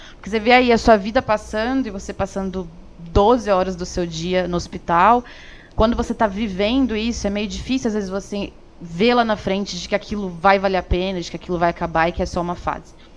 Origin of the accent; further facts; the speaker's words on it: São Paulo, Brazil; also born or lived in Campinas; sou aqui de São Paulo mesmo, mas me formei em Campinas